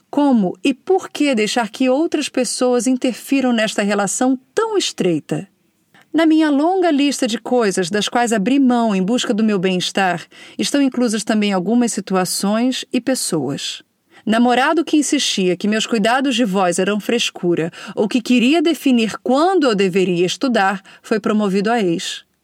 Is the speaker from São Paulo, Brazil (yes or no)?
no; Rio de Janeiro, Brazil; e olha que eu sou carioca, tá?